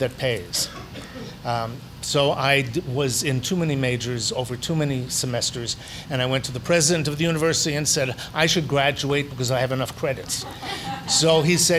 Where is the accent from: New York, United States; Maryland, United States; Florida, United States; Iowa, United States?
New York, United States; I grew up in Brooklyn, New York